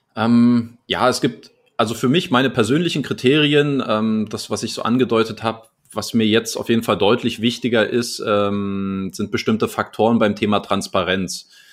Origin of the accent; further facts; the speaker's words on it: Germany; now in Crete, Greece; als Deutscher